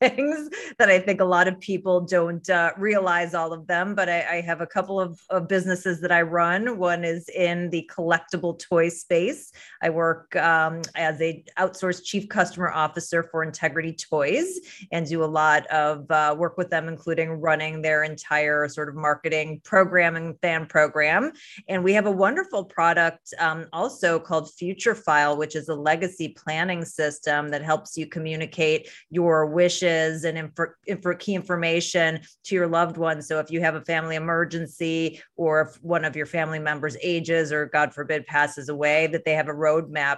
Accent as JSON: {"language": "English", "town": "Chicago", "region": "Illinois", "country": "United States", "said": "I'm from Chicago"}